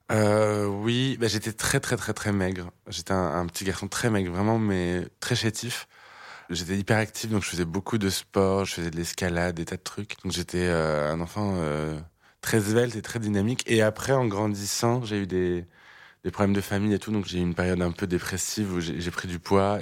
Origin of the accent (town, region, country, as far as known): Clermont-Ferrand, Auvergne-Rhône-Alpes, France; born or raised there